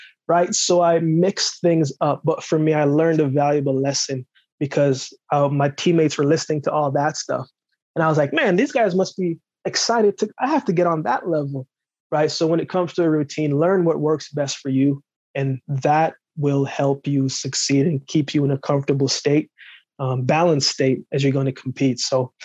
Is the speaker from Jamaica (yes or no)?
yes; Jamaica; moved away; originally born in Jamaica, I grew up very rough, grew up very tough. You know, the place where I grew up in Jamaica